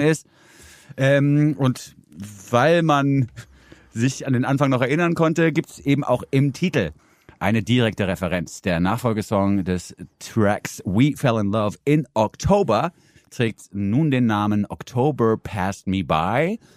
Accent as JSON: {"language": "German", "region": "Southern Germany", "country": "Germany", "said": "Im Süden komme ich her"}